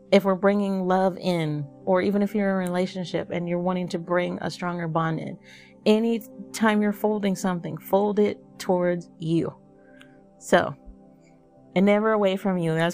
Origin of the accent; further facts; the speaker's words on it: the South, United States; and I'm from the South, so I might be saying bowl really funny.